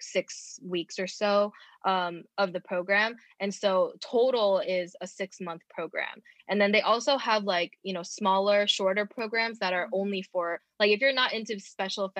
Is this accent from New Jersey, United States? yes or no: no; Georgia, United States; also born or lived in Los Angeles, California / Rowland Heights, California; I was born in LA and uh-huh. then but we moved here when I was really young, like 3 years old. So I pretty much grew up in Georgia